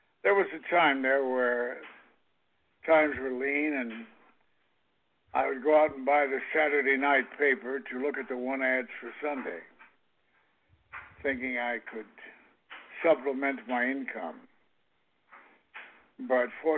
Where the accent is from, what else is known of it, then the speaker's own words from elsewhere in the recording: Kansas City, United States; I come from Kansas City